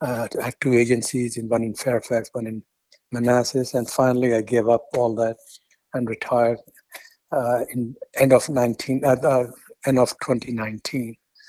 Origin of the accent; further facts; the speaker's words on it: India; born there; also born or lived in Afghanistan; And then I was born in India, and then I happened to go back to Afghanistan, but he sent me back.